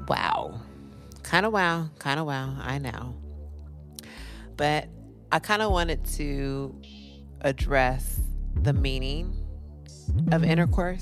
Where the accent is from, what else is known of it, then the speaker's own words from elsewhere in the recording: California, United States; born and raised in Cali